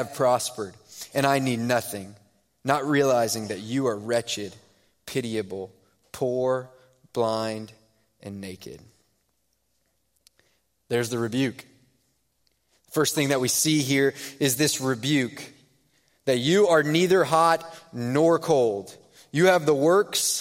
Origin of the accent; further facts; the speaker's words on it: Houston, Texas, United States; moved away; I'm from Houston